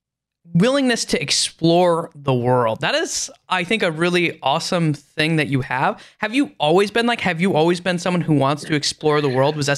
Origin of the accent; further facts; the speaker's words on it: Upper Michigan, United States; also born or lived in Okinawa, Japan; So I grew up originally in Upper Michigan near the Great Lakes